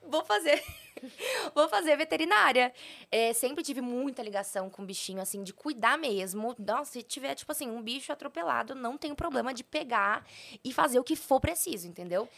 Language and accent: Portuguese; Poá, São Paulo, Brazil; moved away as an adult; now in São Paulo, Brazil; Eu sou de São Paulo, só que eu, eu falo interior, mas não é interior. É Poá, é a cidade onde eu nasci, que é perto ah, de Mogi das Cruzes